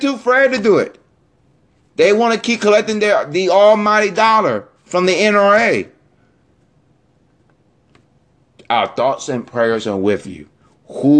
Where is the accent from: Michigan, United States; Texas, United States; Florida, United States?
Florida, United States; my home state of Florida.